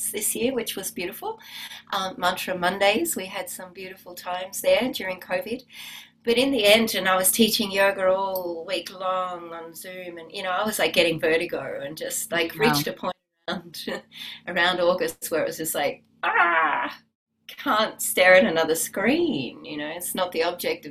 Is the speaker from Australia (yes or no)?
yes; Australia; also born or lived in Byron Bay / Wahroonga; I'm Australian.